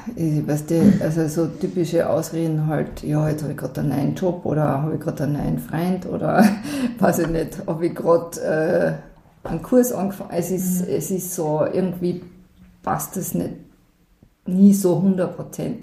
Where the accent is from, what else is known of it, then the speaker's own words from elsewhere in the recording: Selkach, Carinthia, Austria; Also, ein paar Kilometer da flussabwärts und da drau bin ich aufgewachsen